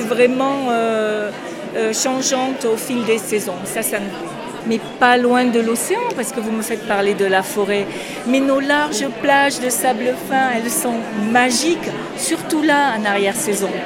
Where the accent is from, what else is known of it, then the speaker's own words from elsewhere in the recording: Landes, Nouvelle-Aquitaine, France; je suis landaise, effectivement, née dans les Landes et, euh, je m'y sens bien et j'y suis toujours